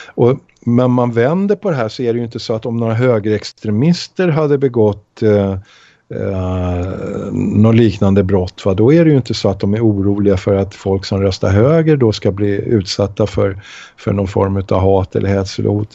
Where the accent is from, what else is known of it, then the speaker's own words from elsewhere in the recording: Sweden; samma värderingar som vi svenskar